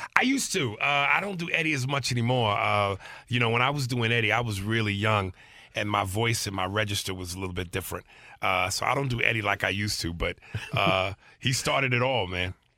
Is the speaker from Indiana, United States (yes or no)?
no; New York, United States; I'm actually from New York